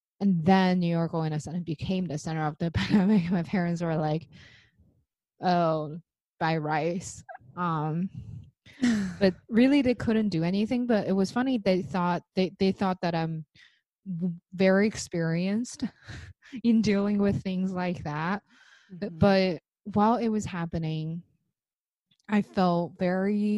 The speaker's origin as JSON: {"language": "English", "country": "China", "moved": "yes", "lives_now": "United States", "said": "I came from China, I live in the States"}